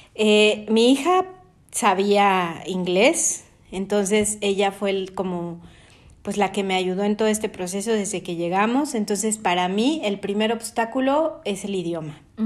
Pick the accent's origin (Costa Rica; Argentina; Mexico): Mexico; Mexico City; moved away as an adult; nosotros somos de la Ciudad de México, pero vivimos fuera de nuestro país